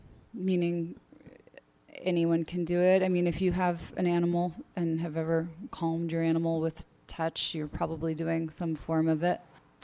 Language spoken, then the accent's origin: English; Virginia, United States; moved away as an adult; also born or lived in New York / New Orleans / Montreal; Like, I went to college in upstate New York, and I grew up in Virginia, and I grew up with winter